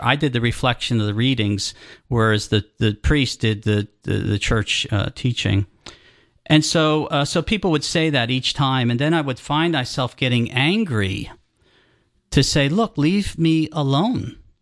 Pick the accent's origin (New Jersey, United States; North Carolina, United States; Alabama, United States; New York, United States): New Jersey, United States; moved away as an adult; also born or lived in Colorado / Florida / Georgia; grew up in New Jersey.